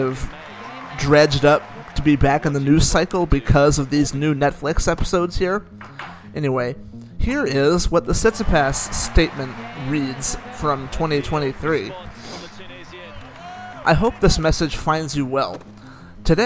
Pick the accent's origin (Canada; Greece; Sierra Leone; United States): Greece; as a white Caucasian kid growing up in Greece